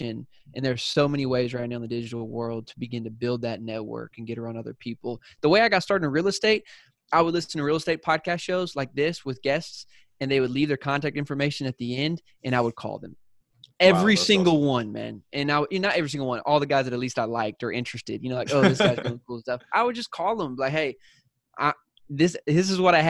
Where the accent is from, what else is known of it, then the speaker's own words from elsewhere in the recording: South Carolina, United States; accent: Southern; moved away as an adult; also born or lived in San Diego; I'm from South Carolina. So when I moved out to San Diego, I had a Southern accent